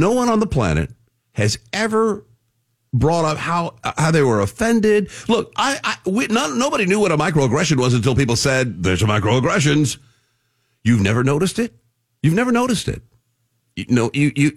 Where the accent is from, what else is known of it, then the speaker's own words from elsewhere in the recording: Texas, United States; I'm born and raised in Texas